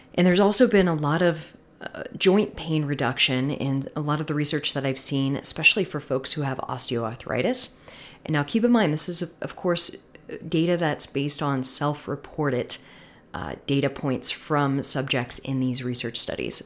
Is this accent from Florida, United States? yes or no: yes; Florida, United States; I'm from Florida